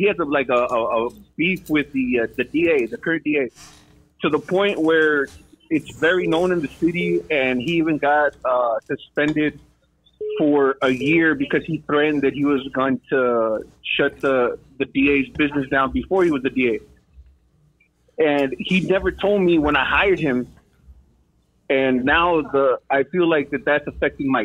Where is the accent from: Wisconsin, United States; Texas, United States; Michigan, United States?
Texas, United States; Laredo; now in San Antonio, United States; I'm from Laredo